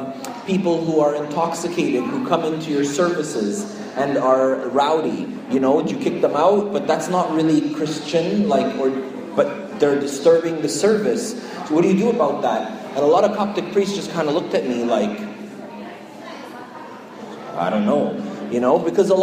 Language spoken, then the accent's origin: English; Montreal, Quebec, Canada; now in Toronto, Canada; I grew up in Montreal